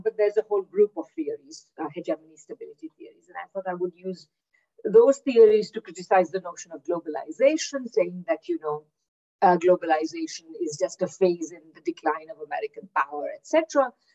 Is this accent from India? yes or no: yes; India; moved away as an adult; also born or lived in Kingston, Ontario, Canada / Victoria, Canada; now in Manitoba, Canada; I'm originally from India, where I did my undergraduate